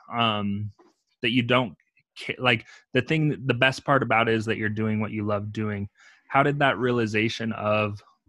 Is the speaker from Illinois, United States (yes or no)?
no; Utah, United States; I'm from Utah, so it's a very cold climate